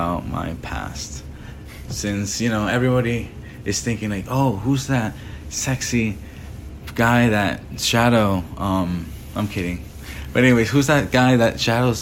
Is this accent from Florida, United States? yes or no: yes; Sunrise, Florida, United States; also born or lived in Peru / Tampa, Florida; Then I moved to Sunrise